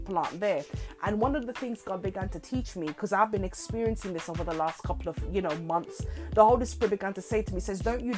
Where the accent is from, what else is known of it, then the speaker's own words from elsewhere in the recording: Jamaica; in my homeland where I was born in Jamaica, you know, my family home, my father's home